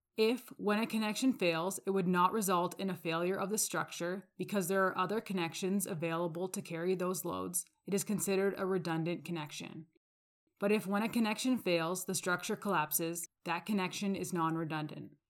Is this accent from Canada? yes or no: yes; Calgary, Alberta, Canada; I'm from Calgary, Alberta.